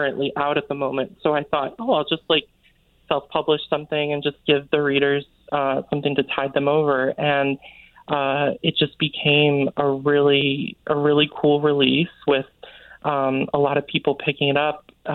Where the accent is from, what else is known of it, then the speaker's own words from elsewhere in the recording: Kent, Connecticut, United States; I grew up in Kent, Connecticut, which is like the northwest corner of the state